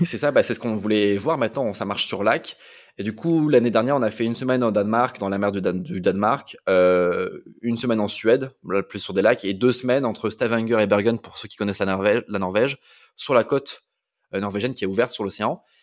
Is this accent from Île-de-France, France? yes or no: no; Toulouse, Occitania, France; also born or lived in Amiens / north of France; je suis né à Amiens, j'ai grandi jusqu'à avoir 9 ans dans le nord de la France. Et après, j'ai bougé avec mes parents à Toulouse où j'ai fait euh, la, grande partie de ma scolarité, donc de la fin de la primaire jusqu'à la prépa